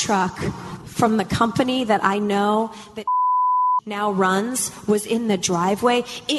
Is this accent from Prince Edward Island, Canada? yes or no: no; Sherwood Park, Alberta, Canada; moved away; I am going back home to my hometown of Canada.